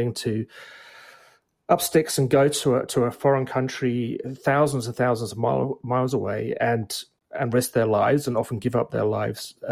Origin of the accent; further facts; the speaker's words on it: United Kingdom; now in Canada; you can tell from my accent, I'm an immigrant here. I grew up in Britain, and now very proudly a Canadian.